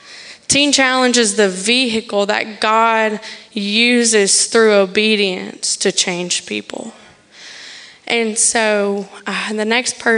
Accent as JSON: {"language": "English", "region": "the South", "country": "United States", "lives_now": "Tallahassee, United States", "said": "I'm from the South"}